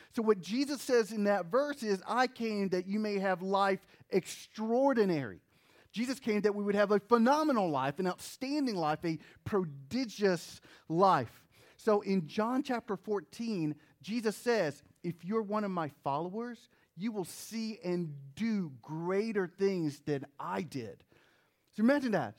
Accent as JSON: {"language": "English", "region": "New Jersey", "country": "United States", "tie": "born or raised there", "also_born_or_lived": "North Carolina", "moved": "yes", "said": "I was born in New Jersey. I didn't choose"}